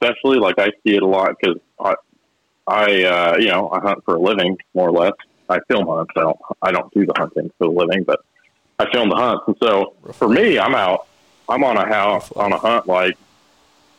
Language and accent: English; Colorado, United States; moved away; I'm from Colorado, so going back to Colorado is always exciting to me